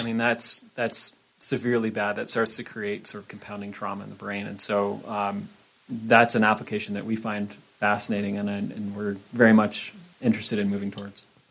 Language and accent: English; Bitterroot Valley, Montana, United States; I'm actually from Montana. Yeah, I, I grew up in the Bitterroot Valley